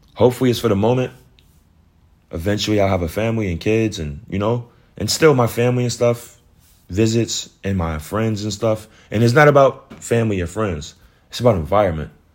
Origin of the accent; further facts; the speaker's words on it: New York, United States; moved away as an adult; now in Georgia, United States; I live in Georgia, but I'm from New York.